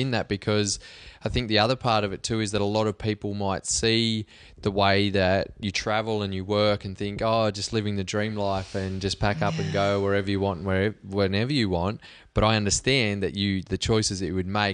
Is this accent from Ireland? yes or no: no; Cobar, New South Wales, Australia; moved away; I grew up in Cobar, which is a long way from anywhere that I want to live